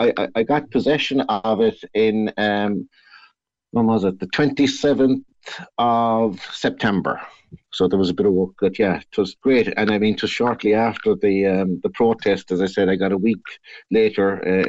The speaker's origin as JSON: {"language": "English", "town": "Blackpool", "region": "North West England", "country": "United Kingdom", "tie": "born or raised there", "said": "it's absolutely great because I have people I grew up with in Blackpool there around me, and it's just home, you know."}